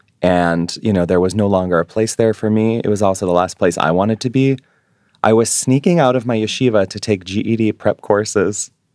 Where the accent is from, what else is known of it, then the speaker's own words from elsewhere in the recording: New York City, New York, United States; I've really pegged my identity to being a Jewish New Yorker.